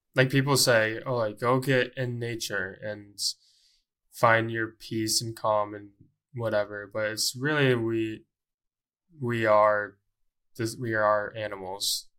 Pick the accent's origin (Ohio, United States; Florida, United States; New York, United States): Ohio, United States; Columbus